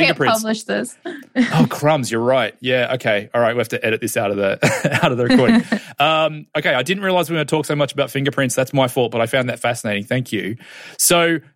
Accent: Australia; growing up in Australia

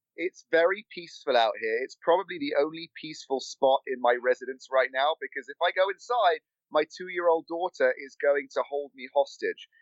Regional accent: London, United Kingdom; moved away as an adult; now in Los Angeles, United States; my accent is real. I was born and raised in London

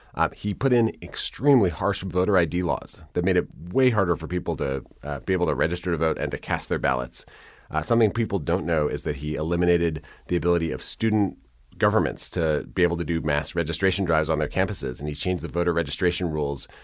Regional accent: Madison, Wisconsin, United States; I grew up in Madison, where I, where I live now, and in Wisconsin

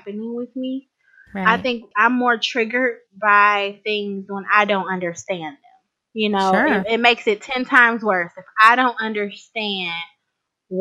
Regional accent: Cleveland, Ohio, United States; I live in a suburb of Cleveland as of right now, but I was born and raised in Cleveland, Ohio.

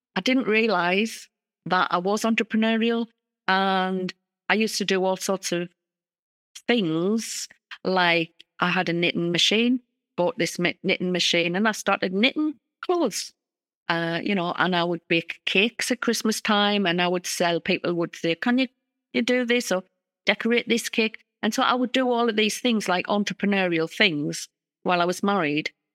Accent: North East England, United Kingdom; accent: northeast of England; I come from the northeast of England. That's my accent in the U K

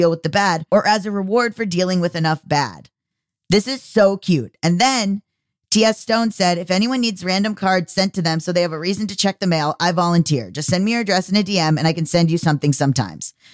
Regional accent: Canada; Yes, I'm Canadian, so I spell it C H E Q U E S, lol.

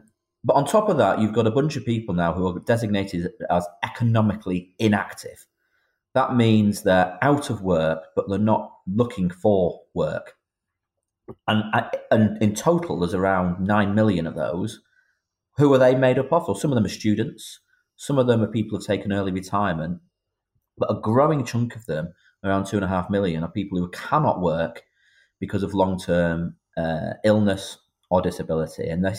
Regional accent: Northern England, United Kingdom; although I sit for a Midlands constituency, I'm a Northerner, as you highlighted

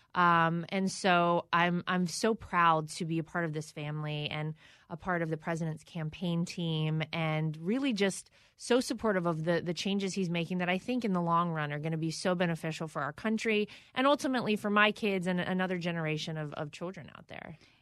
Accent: North Carolina, United States; my home state of North Carolina

